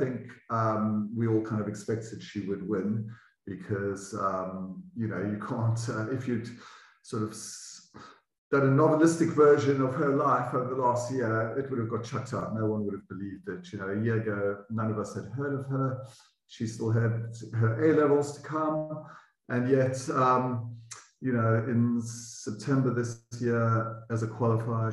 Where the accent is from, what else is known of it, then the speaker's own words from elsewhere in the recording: Germiston, Gauteng, South Africa; moved away as an adult; now in United Kingdom; as white South African boys, you had to go into the army for 2 years